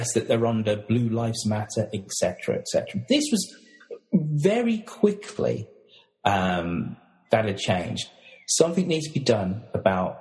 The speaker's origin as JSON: {"language": "English", "country": "United Kingdom", "said": "Being British, we've all grown up watching American dramas"}